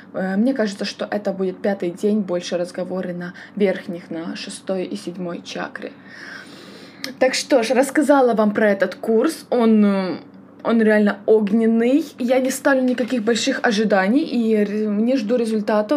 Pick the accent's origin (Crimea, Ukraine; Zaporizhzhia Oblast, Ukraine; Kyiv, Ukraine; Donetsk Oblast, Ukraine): Kyiv, Ukraine; сама я родом с Киева